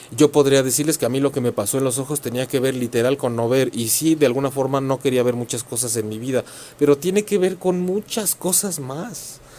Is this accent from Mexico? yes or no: yes; Mexico; en México, para quienes son o nos conocen como cultura mexicana, hacemos mucho esto de la ofrenda en el Día de Muertos